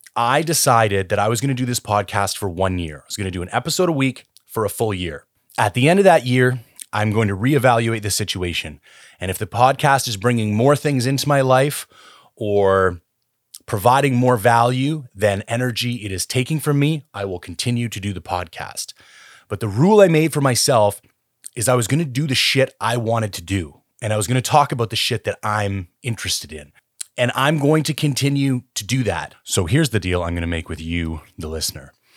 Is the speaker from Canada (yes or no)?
yes; Canada; I am Canadian